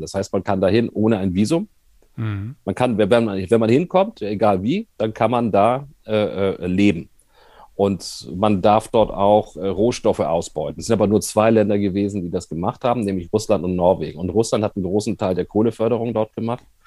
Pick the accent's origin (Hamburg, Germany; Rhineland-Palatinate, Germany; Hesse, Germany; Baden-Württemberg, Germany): Hamburg, Germany; also born or lived in Bavaria; ich bin da geboren und, und kann schon auch noch, wenn ich möchte, aber ich bin eigentlich in Hamburg groß geworden